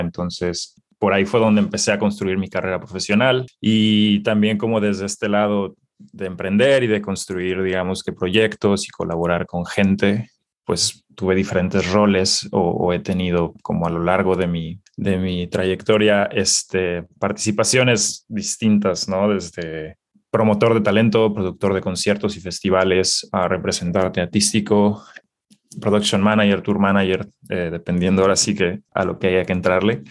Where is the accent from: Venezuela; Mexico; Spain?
Mexico; Guadalajara, Jalisco; moved away as an adult; now in Los Angeles, United States; yo me identifico como, como un emprendedor mexicano. Ah, nací en Guadalajara, Jalisco. Eh, actualmente vivo en la ciudad de Los Ángeles